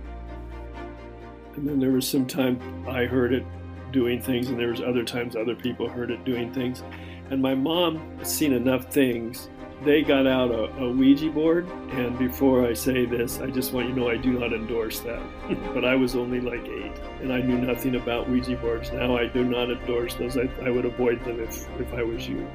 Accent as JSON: {"language": "English", "town": "Seattle", "region": "Washington", "country": "United States", "tie": "born or raised there", "moved": "yes", "lives_now": "Austin, Texas, United States", "said": "I grew up in Washington"}